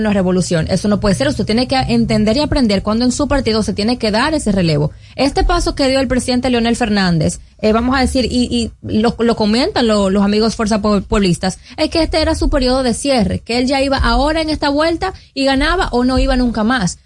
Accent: Dominican Republic; como dominicano

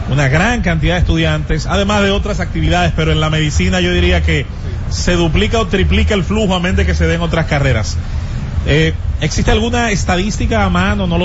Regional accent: Puerto Rico; ya, soy puertorriqueño

